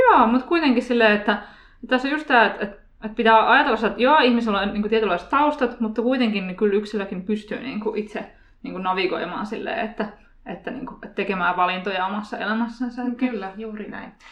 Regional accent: Turku, Southwest Finland, Finland; now in Helsinki, Finland; Mun mies on Siilijärveltä ja mä oon Turusta

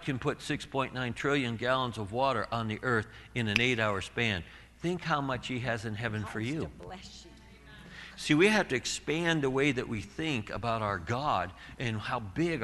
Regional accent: Southern California, United States; we're from Southern California.

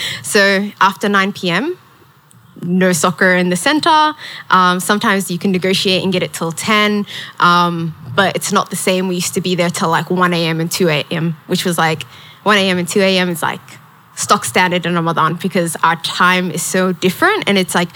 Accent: Melbourne, Victoria, Australia; I grew up in Carlton public housing

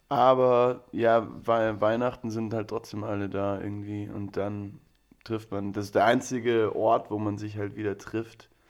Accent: Landsberg am Lech, Bavaria, Germany; also born or lived in Regensburg; now in Mannheim, Germany; ich bin in Regensburg geboren, aber komme aus Landsberg. Am Lechter bin ich aufgewachsen. Das ist so zwischen München und Augsburg, also Bayern.

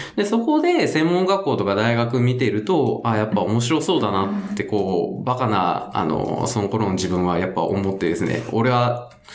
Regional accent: Itoshima, Fukuoka, Japan; moved away as an adult; now in Tokyo, Japan; 僕が出身、福岡出身なんですけども、はい、まあ、糸島っていうところなんですよね、出身

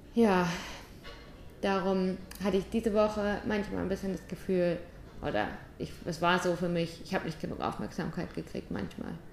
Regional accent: St. Leon-Rot, Baden-Württemberg, Germany; moved away as an adult; Ich komme aus St. Leon Roth.

